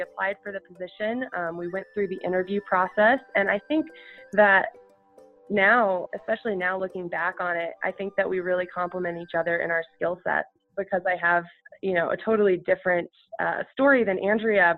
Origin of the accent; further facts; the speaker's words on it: Colorado, United States; as a child growing up in Colorado.